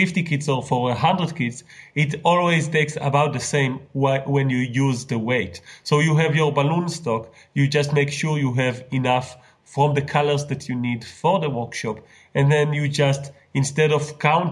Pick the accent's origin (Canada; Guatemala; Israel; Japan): Israel; I'm from Israel